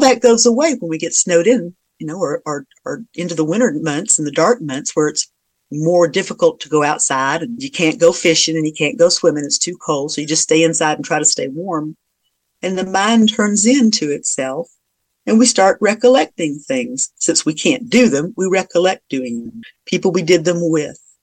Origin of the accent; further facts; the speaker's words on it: South Georgia, United States; now in Virginia, United States; I'm from South Georgia